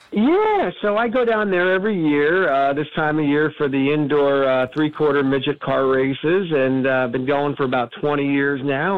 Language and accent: English; Wall Township, New Jersey, United States; moved away as an adult; also born or lived in Pittston, Pennsylvania; I grew up in Wall Township